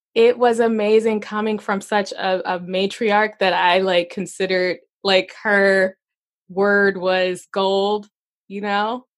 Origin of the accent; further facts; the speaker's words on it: Arkansas, United States; moved away; also born or lived in Chicago; I grew up in Arkansas, and I lived in Chicago for nineteen years